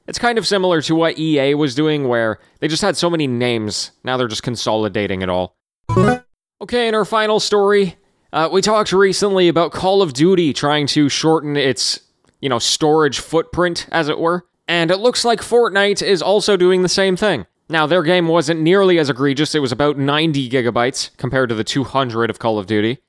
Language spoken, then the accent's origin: English; Canada; as a Canadian, as as the neighbors to the north of the Americans